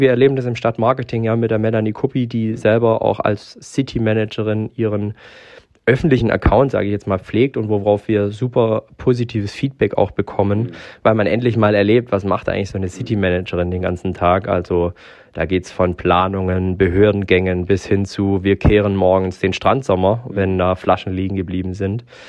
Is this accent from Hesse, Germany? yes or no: no; Hamburg, Germany; moved away; also born or lived in Herrenberg; als Hamburger Junge